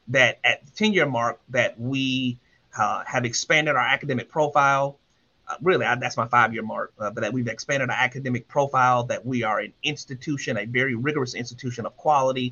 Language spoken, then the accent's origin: English; Columbia, South Carolina, United States; I'm from Columbia, South Carolina, the oldest of 5